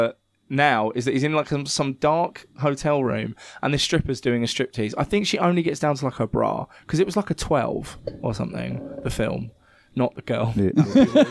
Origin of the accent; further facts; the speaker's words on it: Cliffe, South East England, United Kingdom; my hometown, like where I grew up, there are a load of like old war bunkers. Because there was a fort in Cliff called Cliff Fort